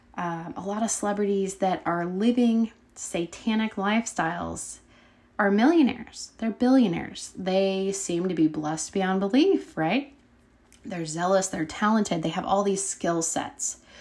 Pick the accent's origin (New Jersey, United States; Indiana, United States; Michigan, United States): Indiana, United States; Brazil; we both came from the little town of Brazil, Indiana